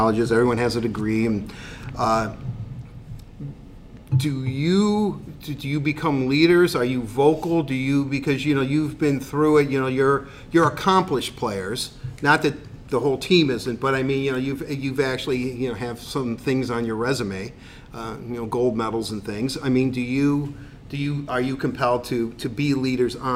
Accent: United States; I'm speaking as an American

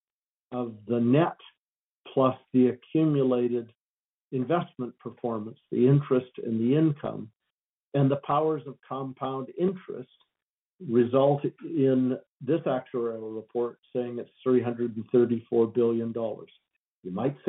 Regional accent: Alberta, Canada; I as an Albertan and as a proud Canadian

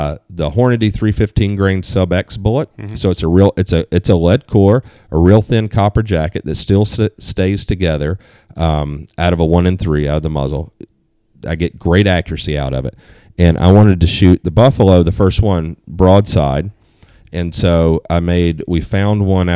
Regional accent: East Coast, United States; moved away; I grew up on the East Coast

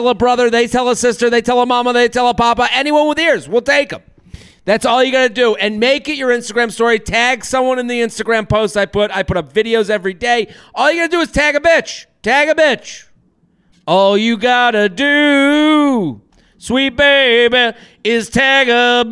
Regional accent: Bay State Conference, Massachusetts, United States; moved away; also born or lived in New York; We're from the Bay State Carry Division, the Bay State Conference

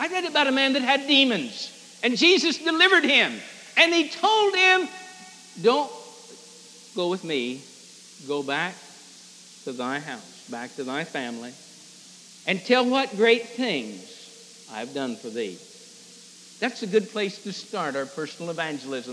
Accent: Fishhook, Illinois, United States; But to me, hometown is Fishhook, Illinois, the Manley farm

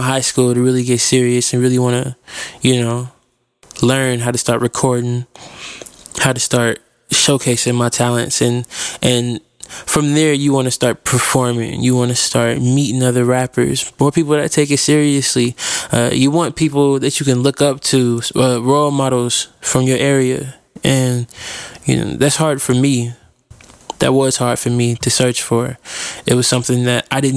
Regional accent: Fort Wayne, Indiana, United States; now in Indianapolis, United States; I'm a rapper from Indianapolis. I was born in Fort Wayne, Indiana, so I guess that's technically where I'm from, but I've been in Indianapolis for a long time now.

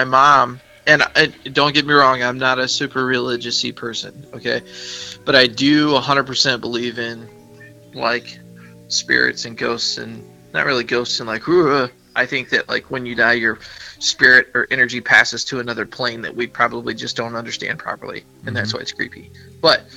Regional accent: the South, United States; My parents, we're all from the South, and Southern

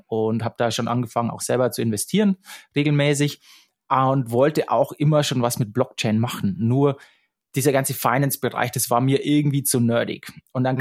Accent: Straubing, Bavaria, Germany; moved away as an adult; also born or lived in Munich; Ich bin nach München gezogen. Ich komme aus der Nähe, äh, aus Straubing.

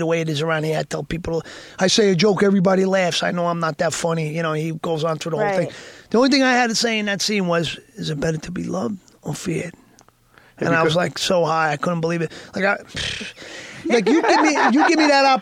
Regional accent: Yonkers, New York, United States; also born or lived in Bogota, Colombia; I'm from Yonkers

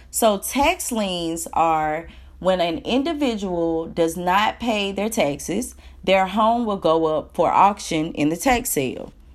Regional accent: Alabama, United States; I'm from Alabama.

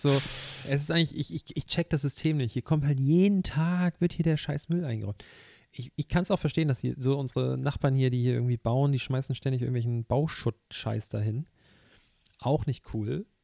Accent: Hamburg, Germany; ich komme aus dem Stadtteil von Hamburg, in dem HP Baxter wohnt

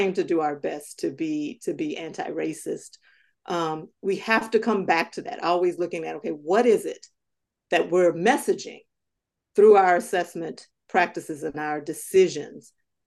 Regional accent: Southern United States, United States; moved away as an adult; also born or lived in New England; When I grew up in Southern United States

